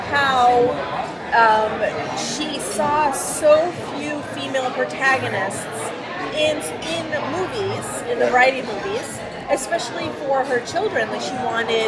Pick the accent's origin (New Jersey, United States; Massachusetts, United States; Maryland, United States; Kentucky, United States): Massachusetts, United States; But I'm from Massachusetts.